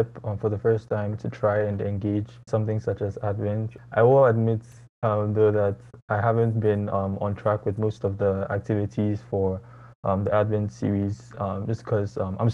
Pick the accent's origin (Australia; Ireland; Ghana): Ghana; moved away as an adult; now in United States; I'm from Ghana originally, and here taking classes for university in the U.S.